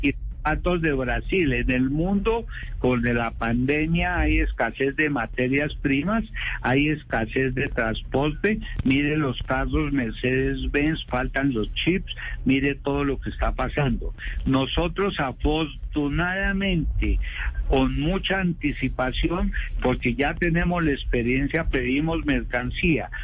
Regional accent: Bogotá, Colombia; yo me acuerdo de niño las buses en Bogotá, los buses azules

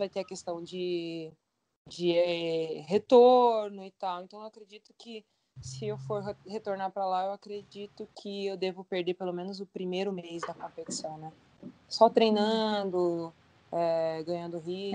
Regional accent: Brazil; moved away as an adult; now in China; eu sou brasileira

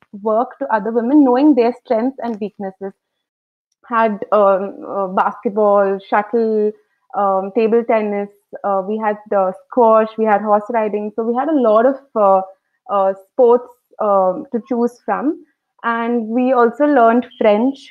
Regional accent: Coimbatore, Tamil Nadu, India; I'm from Coimbatore, and I studied at the Good Shepherd Finishing School, which is in Ooty

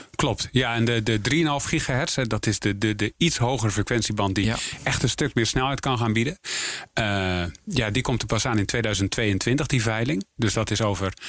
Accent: North Holland, Netherlands; ik ben Noord-Hollander

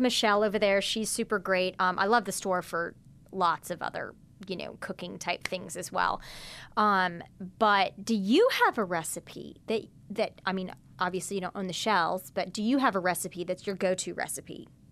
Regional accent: Midwest, United States; now in New Orleans, United States; I'm not from the South. I grew up in the Midwest

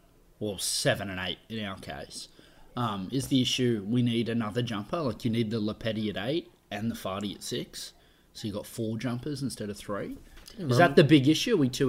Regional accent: Australia; No, well, honestly, and this will piss everyone off who just thinks we're Aussie bias

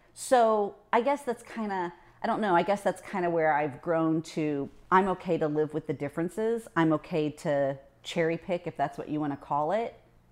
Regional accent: Indiana, United States; No, I grew up in Indiana, so I was an Indy 500 fan.

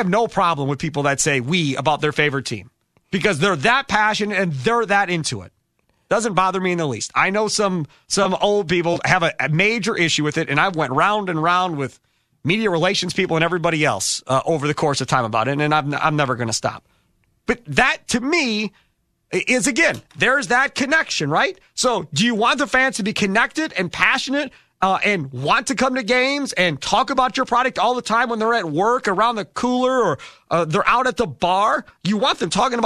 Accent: Wisconsin, United States; I'm from Wisconsin

